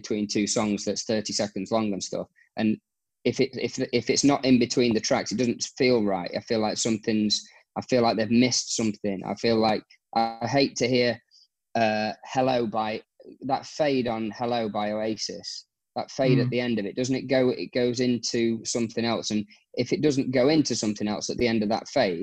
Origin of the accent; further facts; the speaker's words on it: Nottingham, East Midlands, United Kingdom; moved away as an adult; now in Abu Dhabi, United Arab Emirates; I'm from Nottingham-ish